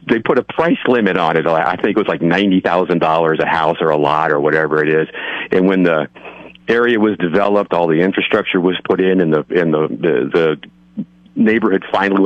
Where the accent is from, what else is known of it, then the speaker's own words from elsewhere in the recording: North County, California, United States; I'm from North County